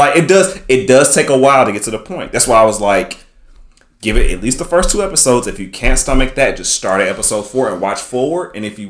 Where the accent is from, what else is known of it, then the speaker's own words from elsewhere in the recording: the South, United States; I'm from the South.